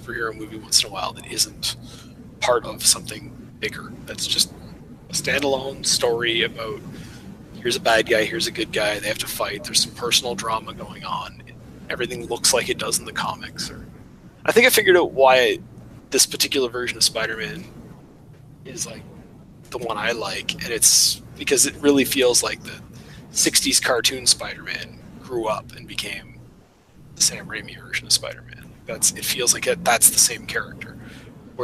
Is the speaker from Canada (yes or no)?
yes; Canada; I'm Canadian